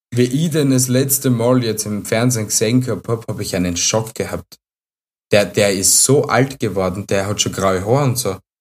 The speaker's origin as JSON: {"language": "German", "region": "Styria", "country": "Austria", "said": "bei uns in der Steiermark"}